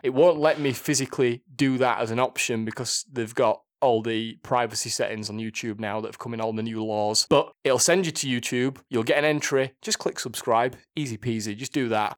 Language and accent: English; Yorkshire and the Humber, United Kingdom; accent: thick Yorkshire; my thick Yorkshire accent